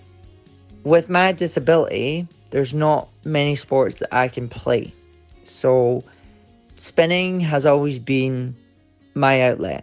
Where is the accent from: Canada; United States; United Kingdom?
United Kingdom; Edinburgh, Scotland; I'm from Edinburgh in Scotland.